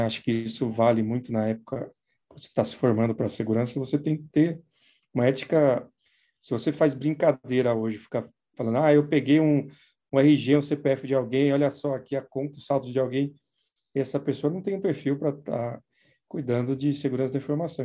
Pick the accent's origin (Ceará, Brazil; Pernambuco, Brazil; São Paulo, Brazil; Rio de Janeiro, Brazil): São Paulo, Brazil; sou de São Paulo, sempre fiquei por aqui, não, nunca morei fora, né? Sempre morei em São Paulo mesmo